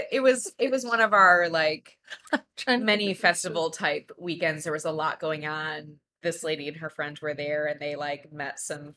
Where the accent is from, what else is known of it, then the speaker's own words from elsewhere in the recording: Michigan, United States; I'm from Michigan.